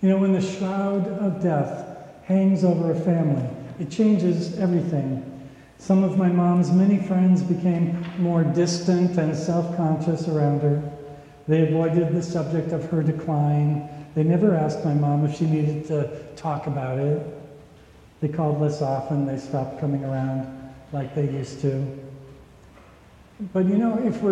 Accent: Minnesota, United States; When I was growing up in Minnesota

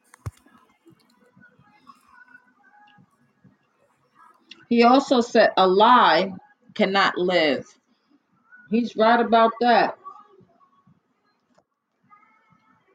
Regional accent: New York, United States; accent: New York; My New York accent.

